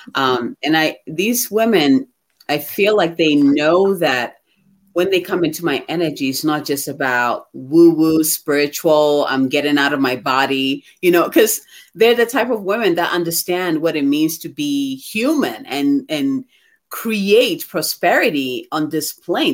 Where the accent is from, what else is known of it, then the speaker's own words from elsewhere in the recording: Ghana; moved away; I'm originally from Ghana